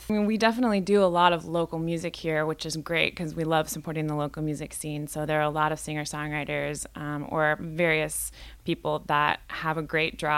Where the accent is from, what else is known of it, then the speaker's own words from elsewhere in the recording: Indianola, Washington, United States; now in Seattle, United States; Well, I'm from the Northwest originally, and I grew up in a little town called Indianola, which is a ferry ride away. Um, and I've been living in Seattle for the last 10 years or so